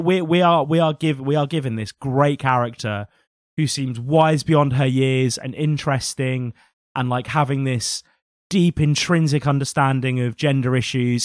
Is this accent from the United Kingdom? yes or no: yes; England, United Kingdom; I think we forget as English people